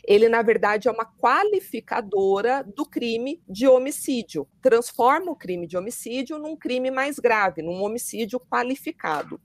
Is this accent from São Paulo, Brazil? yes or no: yes; São Paulo, Brazil; moved away as an adult; now in Curitiba, Brazil; eu sou de São Paulo, sou promotora de justiça